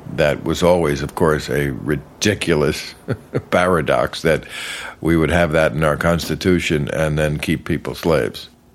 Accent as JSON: {"language": "English", "region": "New Jersey", "country": "United States", "tie": "born or raised there", "also_born_or_lived": "New York City", "said": "I grew up across the river in New Jersey."}